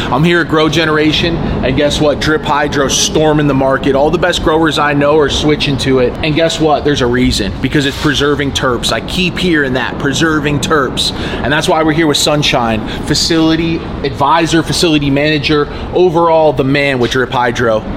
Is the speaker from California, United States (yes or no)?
yes; Sacramento, California, United States; so that that was like growing up in Sac.